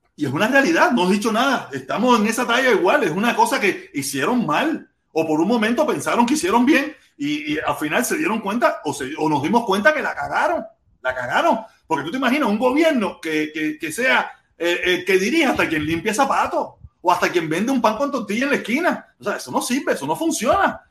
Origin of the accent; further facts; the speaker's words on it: Cuba; yo que soy cubano